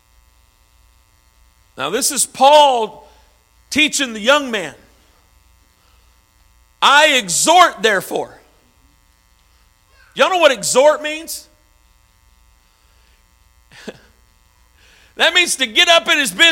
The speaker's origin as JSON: {"language": "English", "region": "Arkansas", "country": "United States", "moved": "yes", "lives_now": "St. Louis, United States", "said": "I'm from Arkansas"}